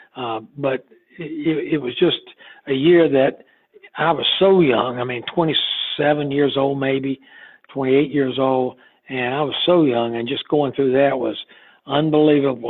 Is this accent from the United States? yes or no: yes; Goldsboro, North Carolina, United States; I grew up in Goldsboro, North Carolina, which is down east, uh, about 52 miles east of Raleigh